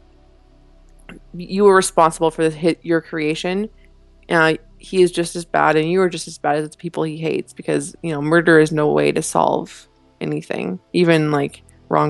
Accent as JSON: {"language": "English", "country": "Canada", "said": "Being Canadian"}